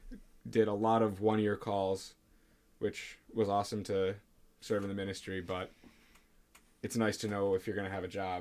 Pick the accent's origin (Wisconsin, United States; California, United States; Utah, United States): Wisconsin, United States; I also grew up my whole life in Wisconsin.